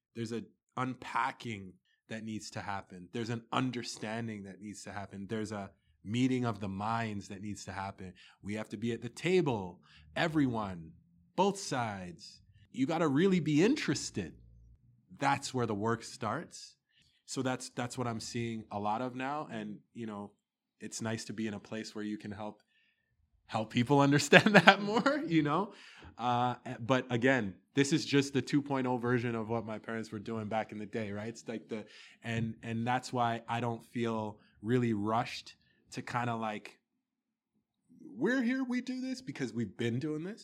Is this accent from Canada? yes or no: yes; Toronto, Ontario, Canada; also born or lived in Sudbury, Ontario; I was born in Sudbury, Ontario, lived there till I was five, um, then we moved to Toronto